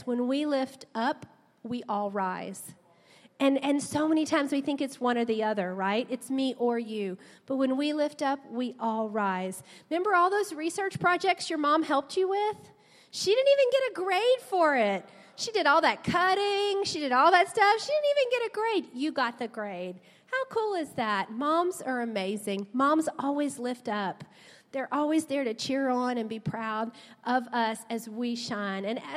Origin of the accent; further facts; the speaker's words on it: South Louisiana, United States; We grew up in South Louisiana